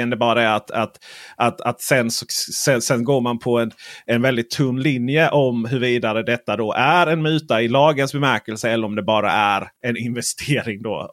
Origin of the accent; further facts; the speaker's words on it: Skåne, Sweden; jag är skåning och läser media i Skåne.